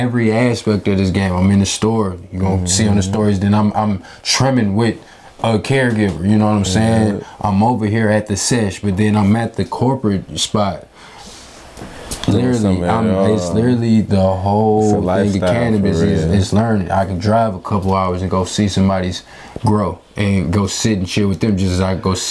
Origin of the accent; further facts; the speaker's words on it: Chicago, Illinois, United States; moved away as an adult; also born or lived in Champaign, Illinois / North Carolina / Missouri; now in Michigan, United States; Raised in Southside Chicago